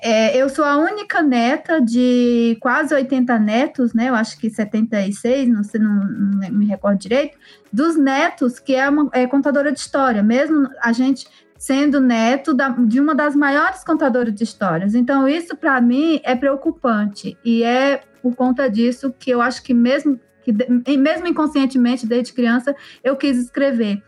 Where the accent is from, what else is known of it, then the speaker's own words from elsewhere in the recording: Tabajara village, Serra da Ibiapaba, Ceará, Brazil; Nasci e cresci na aldeia do povo Tabajara, na Serra da Ibiapaba, no estado do Ceará